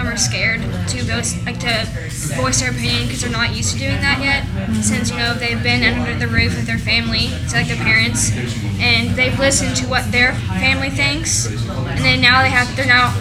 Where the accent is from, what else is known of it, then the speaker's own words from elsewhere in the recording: Lexington, Kentucky, United States; I'm from Lexington, so, like, I live like 20 minutes away, and my high school is really close to here